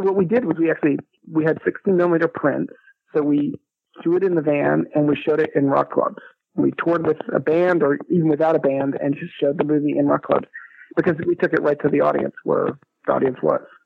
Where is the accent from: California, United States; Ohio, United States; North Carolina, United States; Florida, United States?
North Carolina, United States; Chapel Hill; I grew up in Chapel Hill, which is where I am now